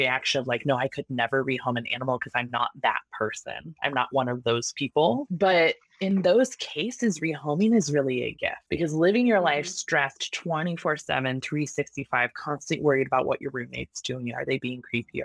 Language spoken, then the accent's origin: English; Oregon, United States; I'm from Oregon. It's all woods. It's all rural.